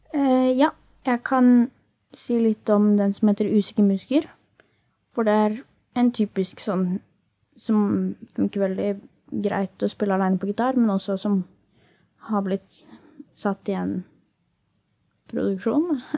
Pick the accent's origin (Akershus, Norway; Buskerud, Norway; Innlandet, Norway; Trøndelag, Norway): Akershus, Norway; Asker; pleier jeg å chille hjemme i Asker